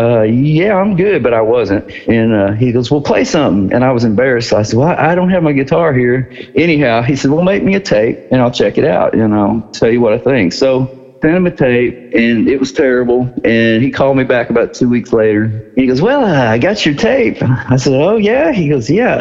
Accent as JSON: {"language": "English", "region": "Missouri", "country": "United States", "said": "I'm from Missouri"}